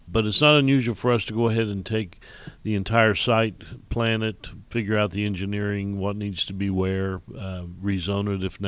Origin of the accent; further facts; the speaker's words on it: Indiana, United States; also born or lived in Illinois; I was born and raised in Indiana, went to school there, went to Purdue University, and then worked in Illinois for a while